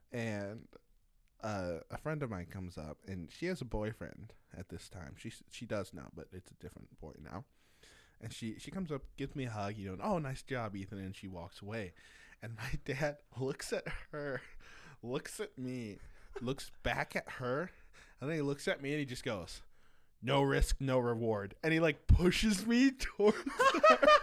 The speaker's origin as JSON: {"language": "English", "town": "Mapleton", "region": "Minnesota", "country": "United States", "tie": "born or raised there", "also_born_or_lived": "Marshall, Minnesota", "said": "I grew up in Mapleton"}